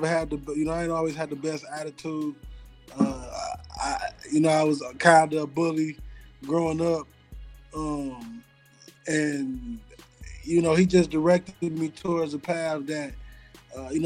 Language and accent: English; Pontiac, Michigan, United States; I'm originally from Pontiac, Michigan